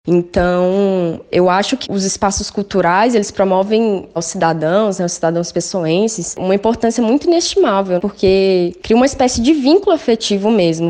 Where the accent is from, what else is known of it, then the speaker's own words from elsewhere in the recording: interior of Minas Gerais, Brazil; moved away as an adult; now in João Pessoa, Brazil; venho de uma cidade do interior de Minas